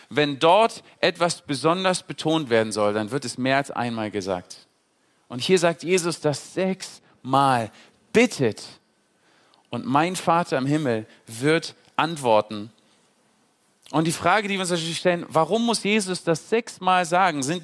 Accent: Berlin, Germany; moved away as an adult; Ich bin mit 19 Jahren äh, von Berlin, ich komme aus Berlin ursprünglich, bin ich äh, auf die Logos Hope äh, geflogen, nach Trinidad und Tobago damals

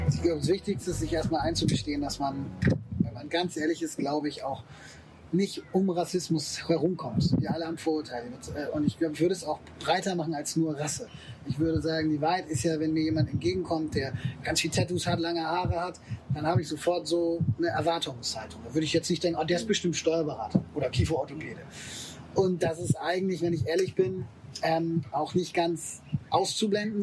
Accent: Germany; Ich bin natürlich in Deutschland geboren, ich spreche die Sprache, ich äh, war hier in der Schule

